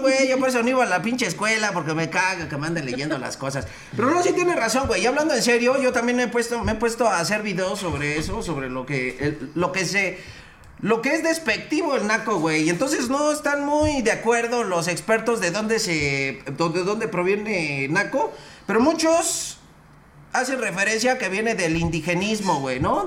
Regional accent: Mexico City, Mexico; De aquí de la City, güey, de la Ciudad de México, soy chilango

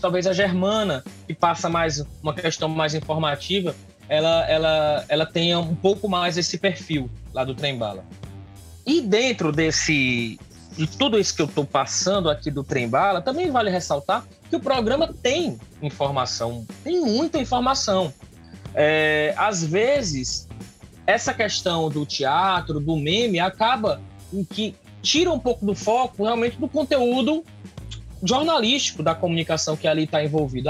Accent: Northeast Region, Brazil; a gente sofre muito enquanto nordestino

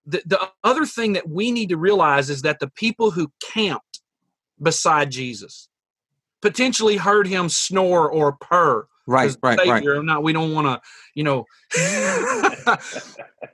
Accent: the South, United States; moved away; I'm from the South, so I hear a lot of the echoes of my Southern brothers and sisters and my family back there.

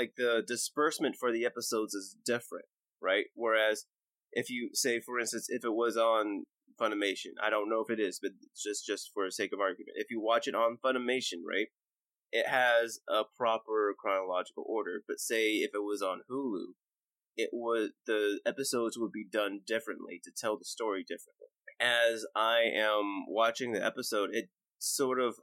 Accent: United States; me being the American

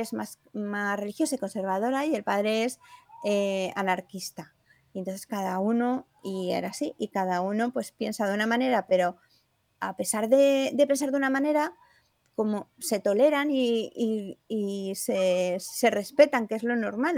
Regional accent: Granada, Andalusia, Spain; moved away; also born or lived in Porcuna, Jaén; yo soy granadina y el pueblo por cuna que se llama ahora es el pueblo de mi padre.

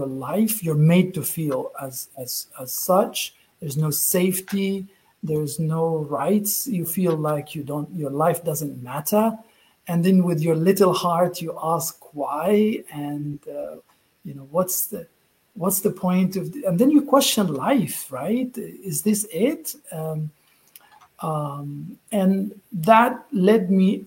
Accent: Gaza, Gaza Strip, Palestine; moved away; I was born in Gaza, Palestine.

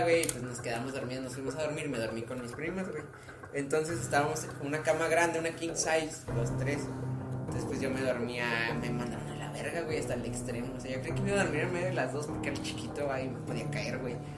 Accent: Monterrey, Nuevo León, Mexico; soy de Monterrey

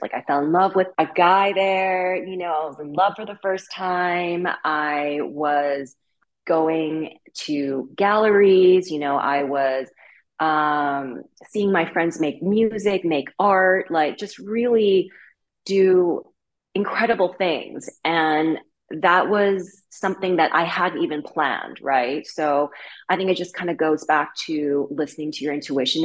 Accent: Vancouver, British Columbia, Canada; moved away as an adult; also born or lived in Beijing, China / Paris, France; now in Brooklyn, United States; I'm Chinese, but I was born and raised in Vancouver. I'm fourth generation Canadian Chinese.

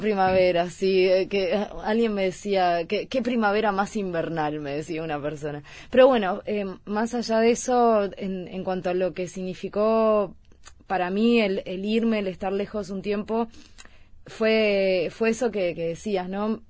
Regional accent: Uruguay; moved away as an adult; also born or lived in Mallorca; soy cantautora uruguaya

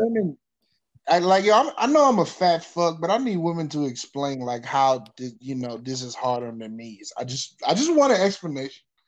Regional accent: the South, United States; I'm from the South

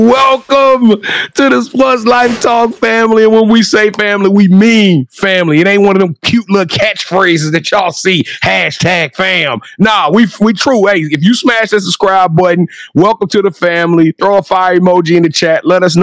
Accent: Louisiana, the South, United States; I'm from the South. I say ginger.

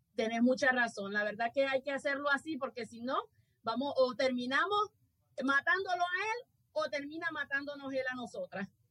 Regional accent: Honduras; mi país

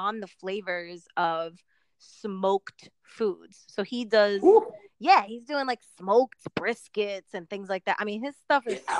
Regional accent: New York City, New York, United States; now in North Hollywood, United States; I'm actually originally from New York City, the Bronx specifically.

